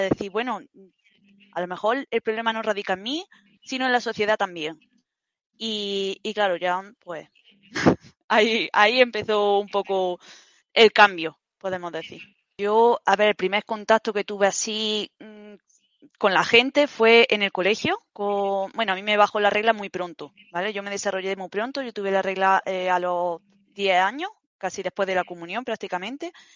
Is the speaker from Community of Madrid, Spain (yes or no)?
no; Granada, Andalusia, Spain; moved away as an adult; now in Germany; actualmente vivo en, en Alemania, pero toda mi, o sea, yo vengo de Granada, de Andalucía y yo he estado pues toda mi vida en Granada